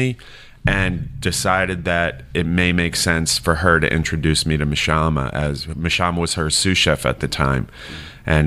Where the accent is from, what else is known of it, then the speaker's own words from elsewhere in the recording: New York City, New York, United States; moved away as an adult; now in Savannah, United States; I grew up in Staten Island